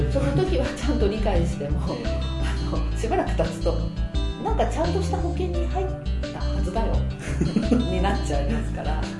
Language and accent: Japanese; Nagoya, Aichi, Japan; 名古屋人なものですから